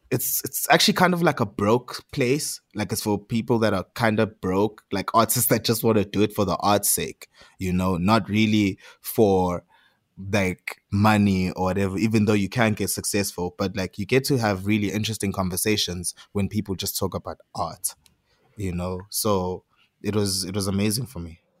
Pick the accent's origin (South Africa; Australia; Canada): South Africa; it's just like a pressure to like rep myself because I am from South Africa. I am Zulu. I am a, a skateboarder in the township.